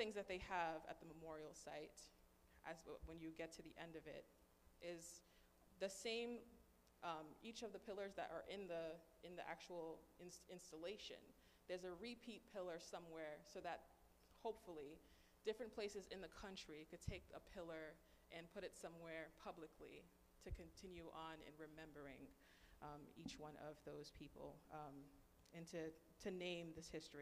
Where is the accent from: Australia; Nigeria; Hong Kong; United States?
United States; growing up in the American school system